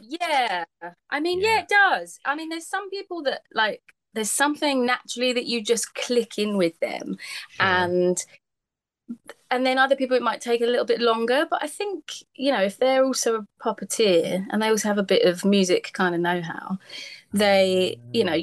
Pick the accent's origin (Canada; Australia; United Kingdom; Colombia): United Kingdom; Essex, East of England; now in South coast of England, United Kingdom; I'm from Essex, which is like up a bit more by London.